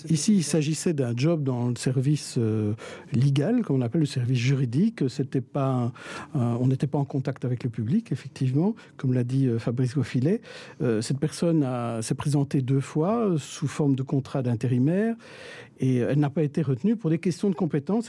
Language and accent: French; Belgium; chez nous en Belgique